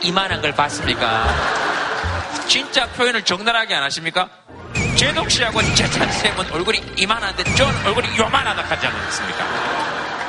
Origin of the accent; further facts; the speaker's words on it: Yeongcheon, North Gyeongsang, South Korea; 영천시 고경면 창아리입니다.